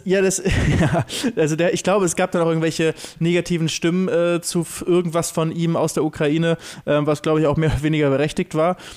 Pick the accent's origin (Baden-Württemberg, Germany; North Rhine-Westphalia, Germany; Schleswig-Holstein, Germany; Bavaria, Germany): Schleswig-Holstein, Germany; Lübeck; bei uns in Lübeck